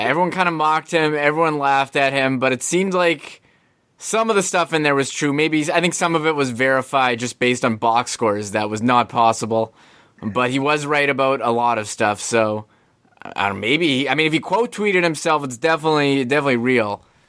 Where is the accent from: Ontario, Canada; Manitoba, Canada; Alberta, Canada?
Manitoba, Canada; Winnipeg; we're from Winnipeg